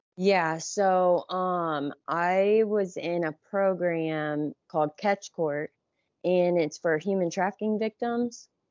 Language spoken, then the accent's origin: English; Johnstown, Ohio, United States; I grew up in Johnstown, which is, like, forty m, forty minutes from downtown Columbus.